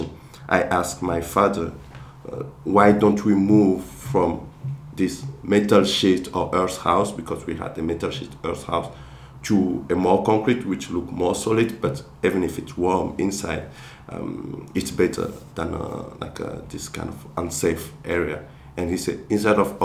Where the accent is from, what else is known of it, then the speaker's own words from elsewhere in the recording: Togo; first language Kabye; English is a second language; moved away; I'm from a village, Kronchome, where I grew up